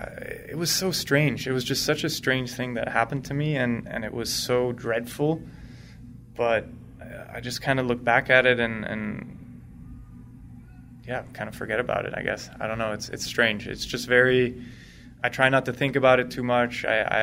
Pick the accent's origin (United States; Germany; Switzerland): Switzerland; So I grew up in Switzerland. I started off completely Swiss. My mom's American.